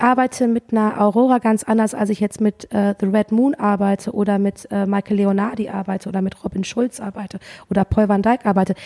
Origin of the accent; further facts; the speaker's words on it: Cologne, North Rhine-Westphalia, Germany; ich komme ja aus Köln